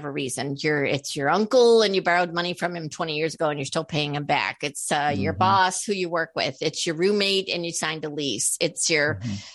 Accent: Boston, Massachusetts, United States; I was from Boston

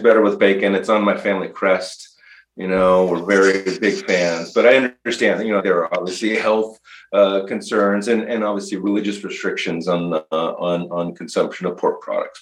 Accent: California, United States; moved away as an adult; I grew up in California

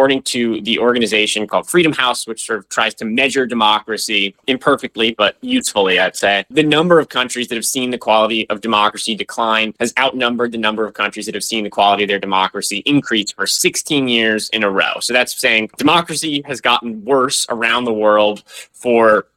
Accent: Santa Monica, California, United States; I'm from Santa Monica

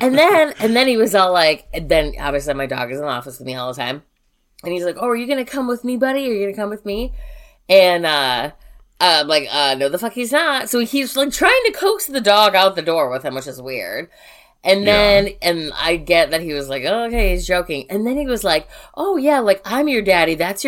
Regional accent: Chicago, Illinois, United States; we grew up in Chicago.

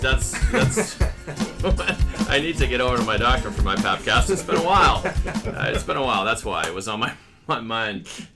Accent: Sharon, Massachusetts, United States; I grew up in Sharon, an extremely Jewish town.

